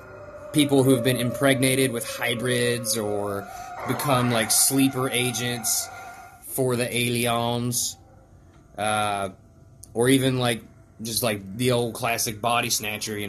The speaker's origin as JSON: {"language": "English", "region": "West Virginia", "country": "United States", "said": "I'm a mountain man from West Virginia."}